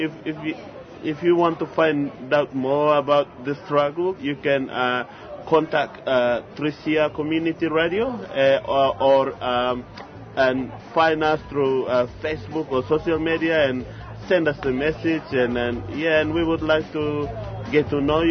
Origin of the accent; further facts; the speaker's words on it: West Papua, Indonesia; English is a second language; now in Australia; I come from West Papuan community